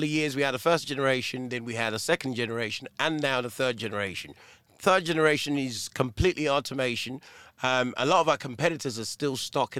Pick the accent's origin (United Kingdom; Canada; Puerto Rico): United Kingdom; Portsmouth, South East England; I'm from Portsmouth.